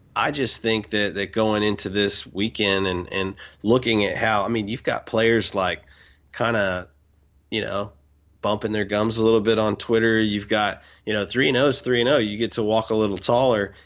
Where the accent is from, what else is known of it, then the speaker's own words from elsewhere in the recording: Houston, Texas, United States; I'm from Houston